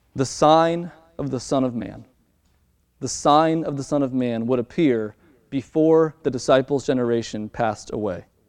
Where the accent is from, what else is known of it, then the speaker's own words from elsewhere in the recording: Baltimore, Maryland, United States; my hometown in Baltimore, Maryland